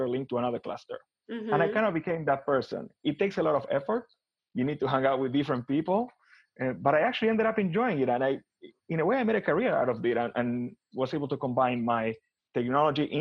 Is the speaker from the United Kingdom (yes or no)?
no; Buenos Aires, Argentina; moved away as an adult; also born or lived in Miami, Florida; now in United States; I'm originally from Buenos Aires, Argentina. I was born and raised there.